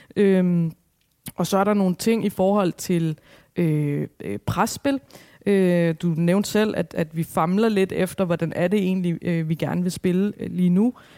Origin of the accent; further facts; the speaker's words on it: Albertslund, Capital Region of Denmark, Denmark; så er jeg opvokset i Alberslund